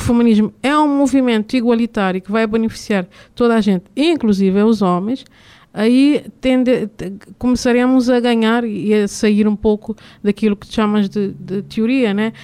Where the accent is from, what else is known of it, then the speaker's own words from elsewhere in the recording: Cape Verde; enquanto cabo-verdiana